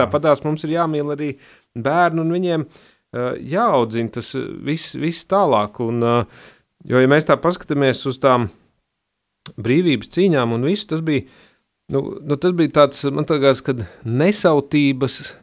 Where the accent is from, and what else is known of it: Latvia; born or raised there